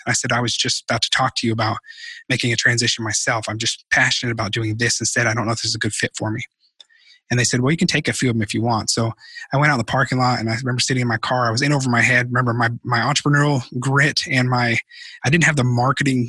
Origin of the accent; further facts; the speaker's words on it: Arkansas, United States; moved away as an adult; also born or lived in Los Angeles, United States; my hometown here in Arkansas